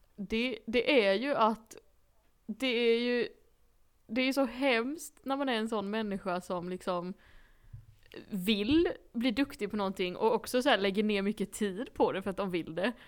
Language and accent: Swedish; Blekinge, Sweden; accent: Blekinge